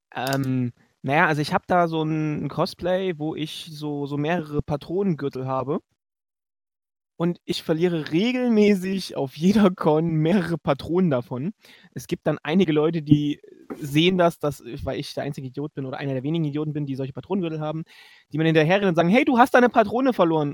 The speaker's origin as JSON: {"language": "German", "town": "Leipzig", "region": "Saxony", "country": "Germany", "said": "ich komme aus Leipzig, wir sind aus Leipzig gefahren"}